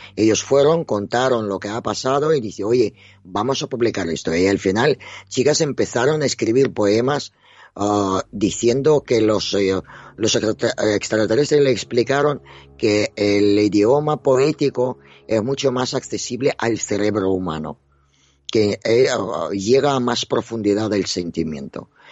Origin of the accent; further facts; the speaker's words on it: Dnipro, Dnipropetrovsk Oblast, Ukraine; now in Spain; soy ucraniana. O sea, yo he nacido en la Unión Soviética